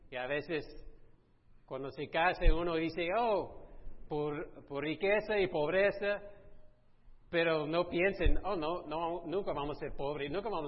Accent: Italy; en nuestra cultura, soy italiano, que yo sé que me parezco más americano, pero sí. En nuestra cultura, la cultura latina, italiana

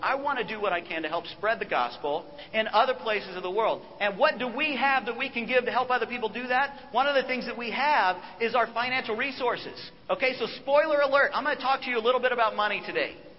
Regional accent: United States; as an American

